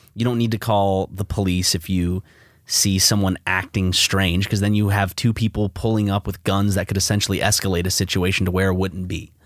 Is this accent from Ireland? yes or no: no; South Carolina, United States; you and I belong to the state that was the first to secede from the Union